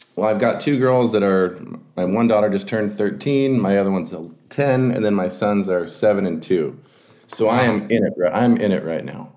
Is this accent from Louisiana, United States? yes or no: no; Oregon, United States; also born or lived in West Texas / Wyoming; I was born and raised in Oregon